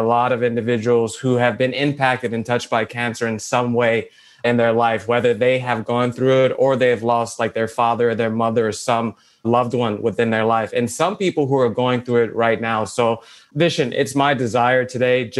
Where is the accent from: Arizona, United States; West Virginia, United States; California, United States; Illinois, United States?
Illinois, United States; Chicago; I'm originally from Southside Chicago